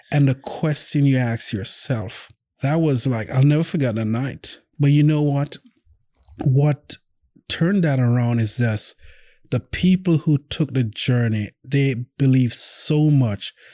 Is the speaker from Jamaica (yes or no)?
yes; Jamaica; now in Oklahoma City, United States; I'm from Jamaica